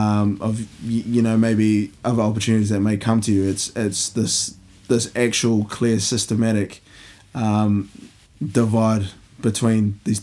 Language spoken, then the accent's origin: English; India; But I think, yeah, my sort of view of class came from growing up in India